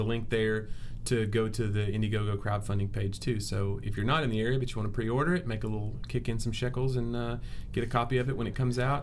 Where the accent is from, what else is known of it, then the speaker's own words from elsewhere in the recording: Nashville, Tennessee, United States; my hometown crowd